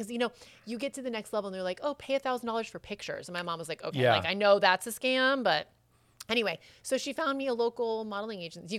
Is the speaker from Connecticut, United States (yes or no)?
yes; Connecticut, United States; I'm from Connecticut